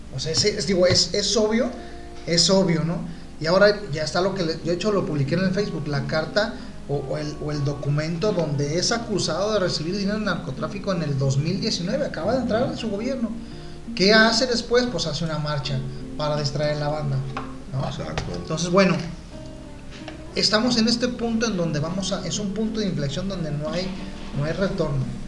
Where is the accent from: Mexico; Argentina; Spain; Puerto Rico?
Mexico; nuestra identidad como mexicanos